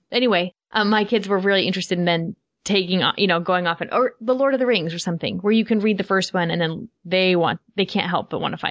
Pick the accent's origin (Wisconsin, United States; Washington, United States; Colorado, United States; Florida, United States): Florida, United States; I'm eight years old, and I'm from Florida